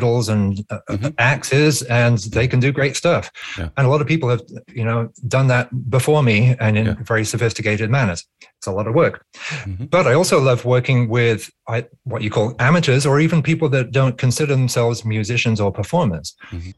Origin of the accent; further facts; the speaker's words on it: near the Blowing Stone, Berkshire Downs, South East England, United Kingdom; near my village growing up in England, there's the Blowing Stone.